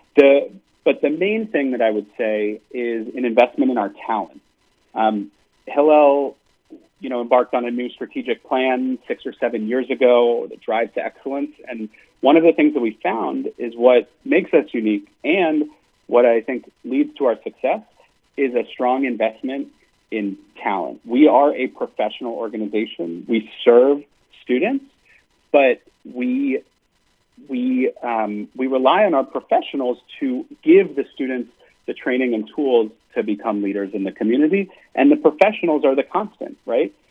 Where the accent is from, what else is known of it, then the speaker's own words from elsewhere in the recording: United States; as an American